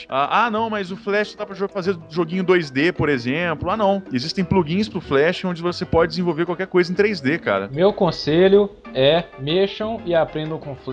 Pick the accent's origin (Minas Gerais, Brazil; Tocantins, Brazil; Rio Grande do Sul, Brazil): Minas Gerais, Brazil; Uberlândia; sou de Uberlândia, Minas Gerais